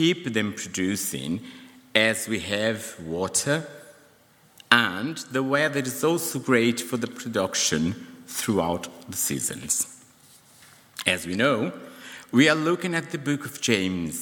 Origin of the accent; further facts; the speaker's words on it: Brazil; now in United Kingdom; my home country